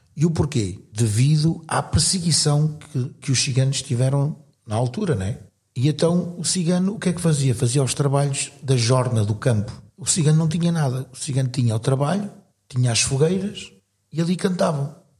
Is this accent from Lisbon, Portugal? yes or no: yes; Cascais, Lisbon, Portugal; also born or lived in northern Portugal; now in Sintra, Portugal; sou natural do Estoril, Cascais, aunque tenha vivido pelo norte do país, vivi cerca de talvez 15, 16 anos